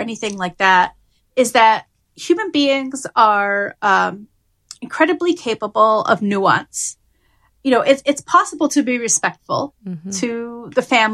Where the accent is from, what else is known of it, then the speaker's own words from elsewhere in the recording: London, United Kingdom; now in United States; I was born in London, and my mother's side of the family is Ugandan and Tanzanian